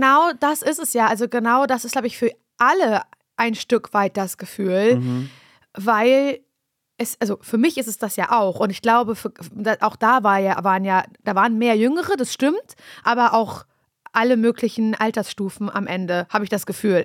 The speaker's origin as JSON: {"language": "German", "town": "Parchim", "region": "Mecklenburg-Vorpommern", "country": "Germany", "also_born_or_lived": "Berlin", "moved": "as an adult", "said": "Ich komme ursprünglich aus Parchim"}